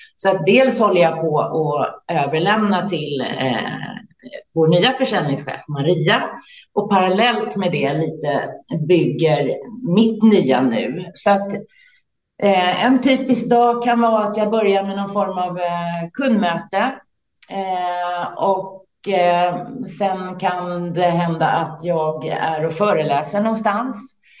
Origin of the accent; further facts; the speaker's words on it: Täby, Stockholm County, Sweden; now in Värmdö, Sweden; Jag är uppvuxen i Täby utanför Stockholm